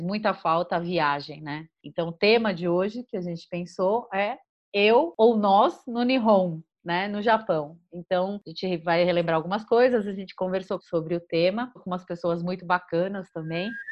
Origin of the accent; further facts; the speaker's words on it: São Paulo, Brazil; Em São Paulo, a gente é de São Paulo